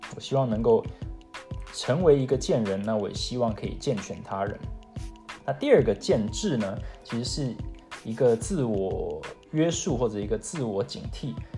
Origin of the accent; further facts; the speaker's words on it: Taiwan; moved away as an adult; also born or lived in Seattle, United States; now in United States; 我是在美国出生，台湾长大，从小呢是在台湾从小学一路读到了高中毕业，才回到美国